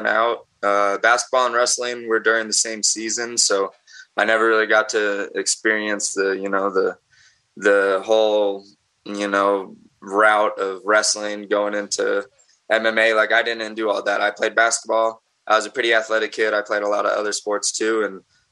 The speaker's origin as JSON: {"language": "English", "town": "Aurora", "region": "Colorado", "country": "United States", "tie": "born or raised there", "said": "So I grew up in Aurora, Colorado. It's like just a suburb kind of right outside of Denver, Colorado. And I was born and raised here"}